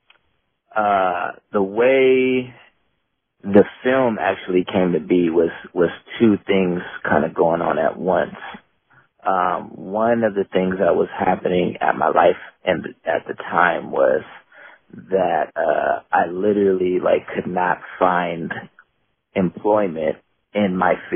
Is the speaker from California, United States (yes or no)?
yes; Bay Area, California, United States; also born or lived in South San Francisco, United States / Oakland, United States; I'm from Oakland. I grew up in a lot of different cities in the Bay Area, but primarily between like Oakland and San Francisco. I grew up in South San Francisco up until I was about 12, and then my mom moved to Oakland